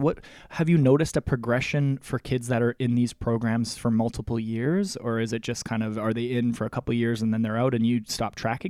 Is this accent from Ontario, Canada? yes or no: no; Russell, Manitoba, Canada; I'm from Russell myself, so I know all about sort of the small little cluster of small towns that Manitoba is sort of well known for.